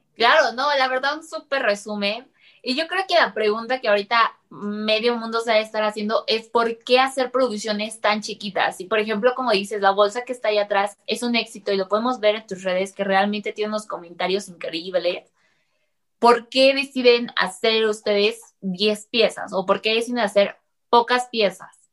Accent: Mexico; como mexicano

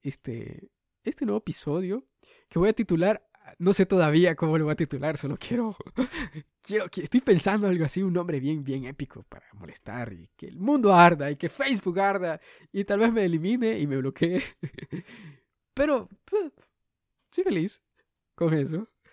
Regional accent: Honduras; soy el único hondureño que hace esto

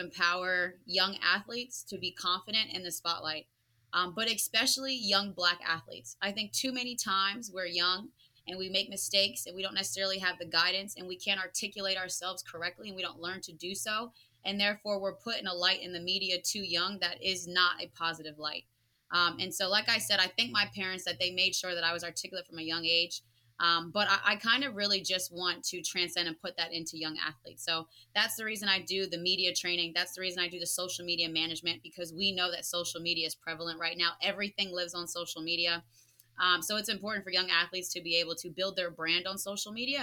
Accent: New Jersey, United States; I come from South Jersey

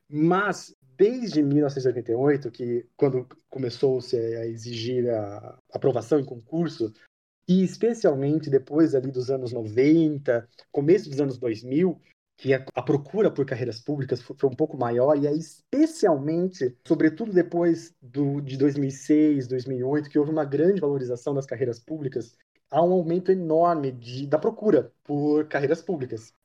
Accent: Mogi Guaçu, São Paulo, Brazil; Eu nasci em Mogi Guaçu, interior de São Paulo

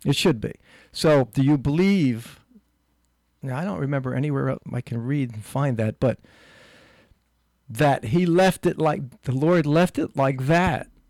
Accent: Newark, United States; when I was a kid living in, growing up in Newark

